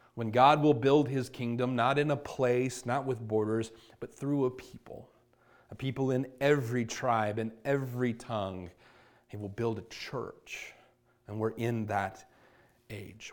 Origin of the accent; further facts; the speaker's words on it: Virginia Beach, Virginia, United States; now in Chandler, United States; I'm from Virginia Beach, Virginia